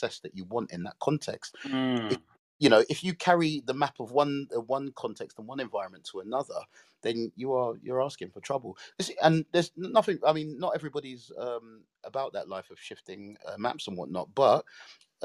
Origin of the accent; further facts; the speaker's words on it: London, United Kingdom; I was born in South London in a place called Brixton